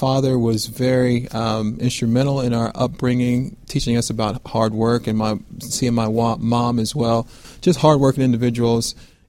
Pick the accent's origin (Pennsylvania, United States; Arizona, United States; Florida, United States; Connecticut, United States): Florida, United States; Fort Lauderdale; moved away; also born or lived in Buffalo, New York / Houston, Texas; I'm originally from Fort Lauderdale, Florida, and I grew up in a Christian home.